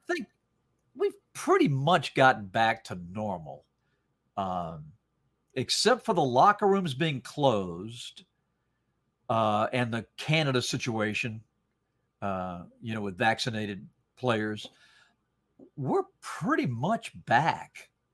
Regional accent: Salisbury, North Carolina, United States; also born or lived in Rhode Island; I grew up in North Carolina, and, uh, I was born in Rhode Island and my dad was transferred

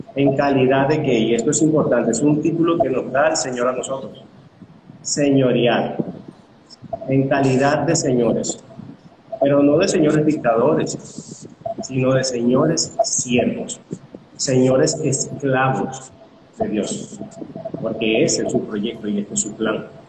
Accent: Caracas, Capital District, Venezuela; soy de Caracas, Venezuela

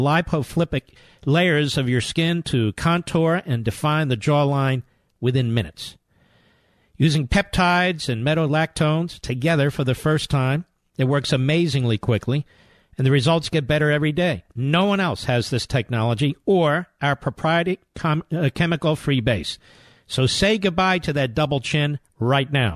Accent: Philadelphia, Pennsylvania, United States; Philadelphia, Pennsylvania, my hometown

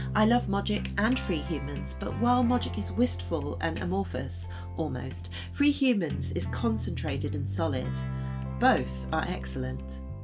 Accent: Wales, United Kingdom; I'm from Wales. I was born in Wales. My dad was Welsh.

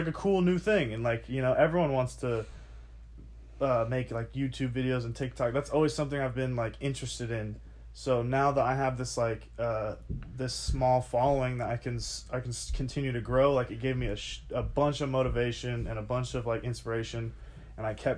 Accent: Indiana, United States; moved away as an adult; also born or lived in California / Oregon; I was born in California, raised in Indiana

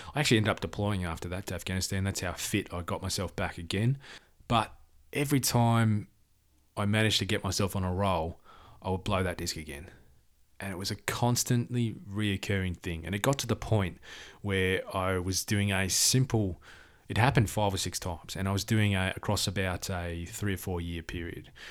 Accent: Perth, Western Australia, Australia; I was born in Perth, Western Australia.

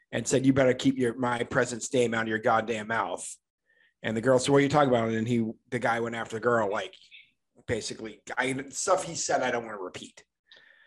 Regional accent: United States; I'm an American

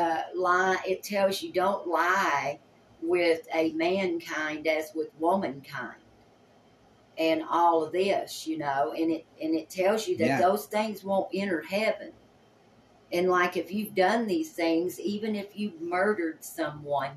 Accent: Tennessee, United States; I was raised in Tennessee, and actually my parents farmed tobacco.

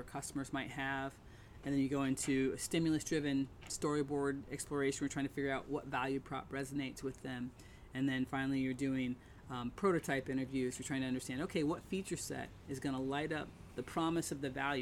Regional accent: Dayton, Ohio, United States; I grew up in Dayton, Ohio, Wright-Patterson Air Force Base. My father was in the Air Force

